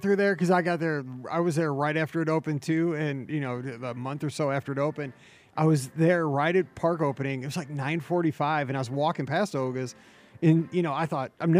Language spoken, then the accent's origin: English; St. Louis, Missouri, United States; I'm from St. Louis, man.